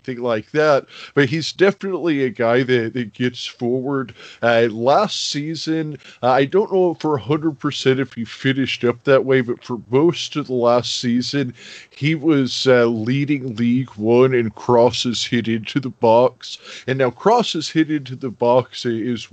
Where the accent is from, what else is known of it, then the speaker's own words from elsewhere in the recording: Phoenix, Arizona, United States; I'm from Phoenix, Arizona